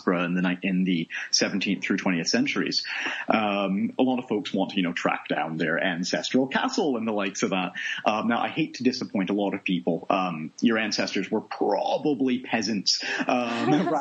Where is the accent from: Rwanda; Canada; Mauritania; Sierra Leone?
Canada; Toronto, Ontario; moved away as an adult; also born or lived in Nova Scotia / Edinburgh, Scotland; now in Scotland; I'm originally from Canada, born in Nova Scotia in the East Coast. I grew up for most of my life in the suburbs around Toronto, so the greater Toronto area